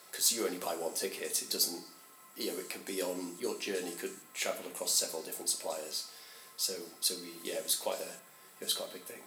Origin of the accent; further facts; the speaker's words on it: Chester, North West England, United Kingdom; I grew up in Chester.